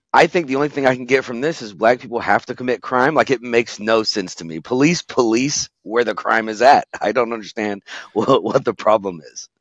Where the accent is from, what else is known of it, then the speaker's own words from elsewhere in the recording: Indianapolis, Indiana, United States; I grew up on the South side, Southwest side of Indianapolis